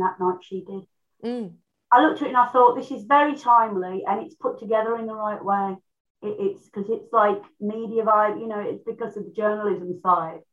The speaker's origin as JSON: {"language": "English", "town": "Birmingham", "region": "West Midlands", "country": "United Kingdom", "said": "I'm from Birmingham"}